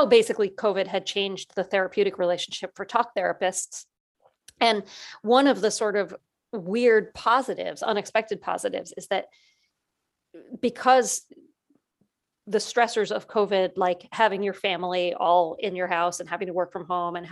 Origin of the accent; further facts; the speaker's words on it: New Jersey, United States; Where I grew up in New Jersey, it's soda.